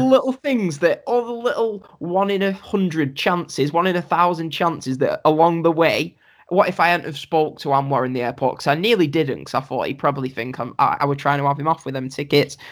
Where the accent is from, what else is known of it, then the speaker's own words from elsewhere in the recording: England, United Kingdom; I said I said I'm from England.